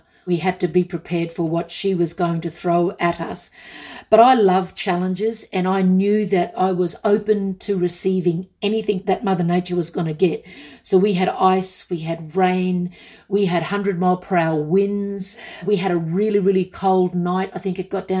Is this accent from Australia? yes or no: yes; Australia; I grew up on Westerns because in my small country town, we only had two channels.